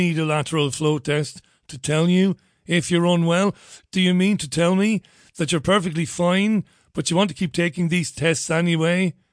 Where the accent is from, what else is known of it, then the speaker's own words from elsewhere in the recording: United Kingdom; me being a Brit